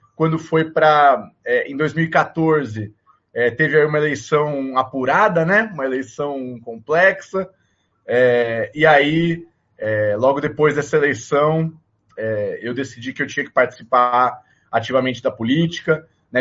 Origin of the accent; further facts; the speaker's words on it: São Paulo, Brazil; Eu sou nascido em São Paulo, capital.